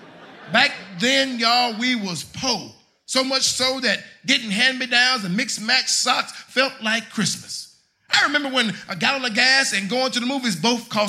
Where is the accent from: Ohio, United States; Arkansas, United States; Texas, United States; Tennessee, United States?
Texas, United States; Jacksonville; I grew up in Jacksonville, Texas